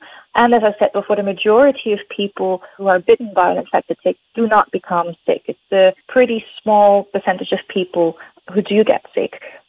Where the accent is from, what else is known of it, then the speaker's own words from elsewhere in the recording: Netherlands; moved away as an adult; also born or lived in Aruba; now in Panama; I was born in Aruba, which is a really tiny Caribbean island, but I only spent there a couple of years during my childhood. And then the rest of my childhood I spent in different places in the Netherlands.